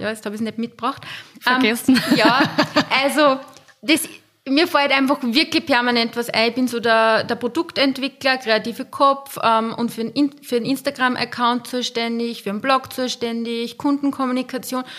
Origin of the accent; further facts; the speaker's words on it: Linz, Upper Austria, Austria; ich komme aus Linz, ich wohne gemeinsam mit meinen zwei Töchtern